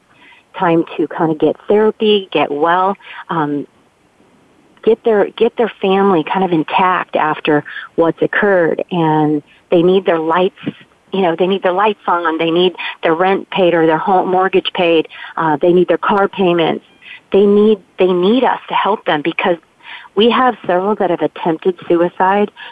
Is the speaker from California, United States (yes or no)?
no; Coeur d'Alene, Idaho, United States; moved away; I'm originally from Coeur d'Alene, Idaho